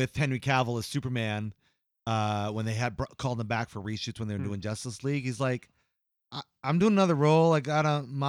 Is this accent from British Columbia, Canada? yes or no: no; London, Ontario, Canada; I'm not from Toronto, Canada. I'm from London.